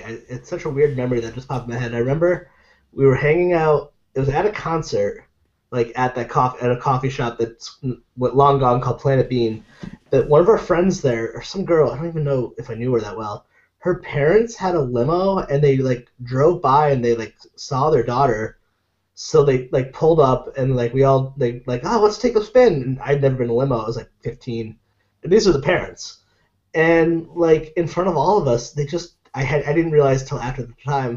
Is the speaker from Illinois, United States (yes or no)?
no; Meriden, Connecticut, United States; I grew up in Meriden